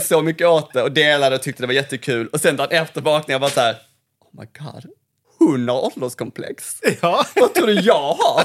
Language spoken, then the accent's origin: Swedish; Malmö, Skåne, Sweden; moved away; här växte jag upp